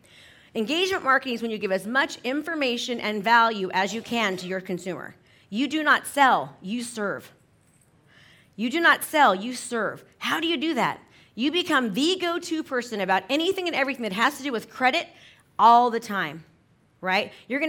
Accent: San Francisco, California, United States; I'm from San Francisco. So you used to need a travel agent to go from San Francisco to LA.

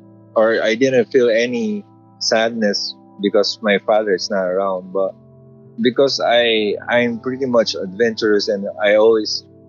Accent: Philippines; Well, from the start, it's been a rough road from my family from the start because I didn't grow up rich. It came from a middle-class family.

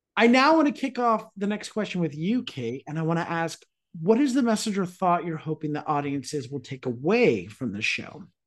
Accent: United States; as an American

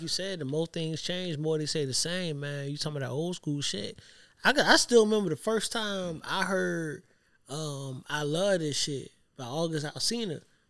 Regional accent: Savannah, Georgia, United States; I'm from Savannah.

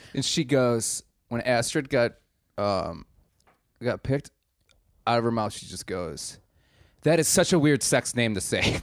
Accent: Milwaukee, Wisconsin, United States; I am from Milwaukee.

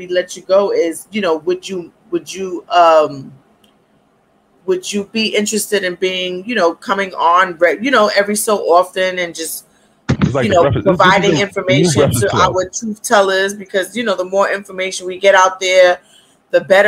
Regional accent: New York, United States; I live in New York. Yes, I am from New York.

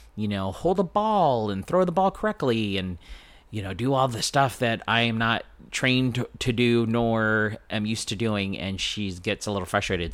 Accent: San Diego, California, United States; born and raised in San Diego

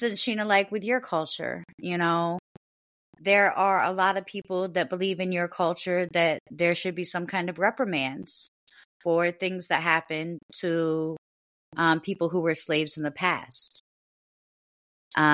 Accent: United States; also born or lived in North Carolina; I'm an American. You know, I was born in this country. I was raised in this country

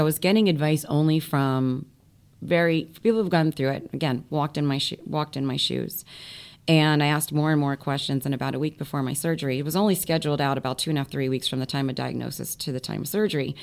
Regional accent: Florida, United States; moved away as an adult; now in New York, United States; growing up in Florida, my parents were from up here, New York, Brooklyn, and New Jersey

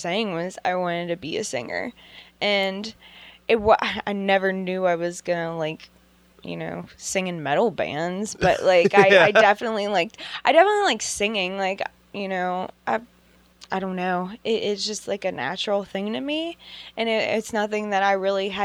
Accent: McKees Rocks, Pennsylvania, United States; I grew up in McKee's Rocks

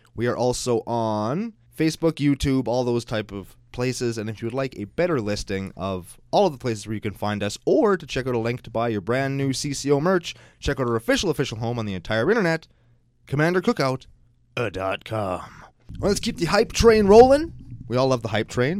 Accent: Canada; We're Canadian. Everybody in Canada has watched the raccoons.

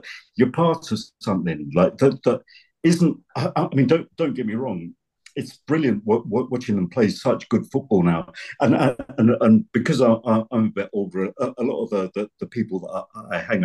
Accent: London, United Kingdom; moved away as an adult; now in Kirkcaldy, United Kingdom; I'm a South London boy

